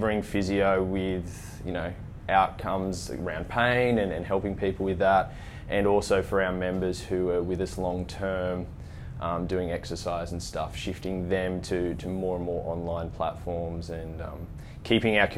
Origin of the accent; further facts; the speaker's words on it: Scone, New South Wales, Australia; I grew up in a small country town